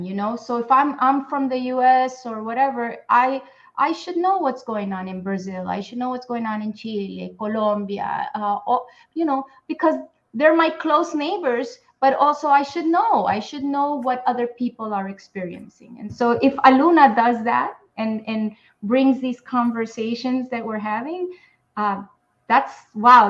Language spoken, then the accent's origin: English; New York City, New York, United States; I grew up in Spanish Harlem in New York City.